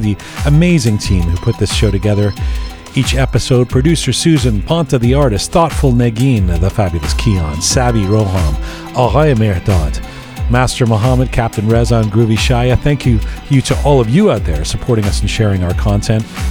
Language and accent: English; London, United Kingdom; back in my hometown of London